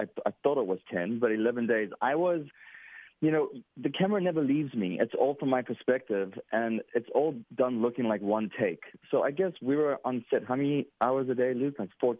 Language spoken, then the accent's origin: English; Cape Town, Western Cape, South Africa; now in United States; I am from Cape Town, South Africa.